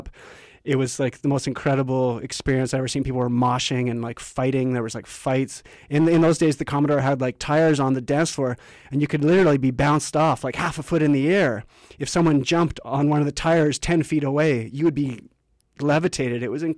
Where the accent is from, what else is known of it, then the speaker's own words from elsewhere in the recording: Canada; growing up in Canada, what's really inspired me the most is the diversity of this country